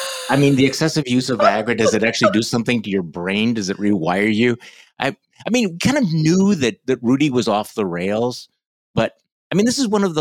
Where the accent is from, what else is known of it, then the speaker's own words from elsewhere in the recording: Midwest, United States; I'm a Midwesterner